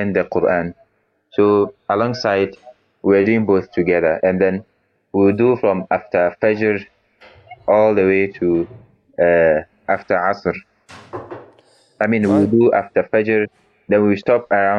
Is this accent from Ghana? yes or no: yes; Ghana; now in Turkey; Originally, I'm from Ghana, but I'm studying in Turkey here.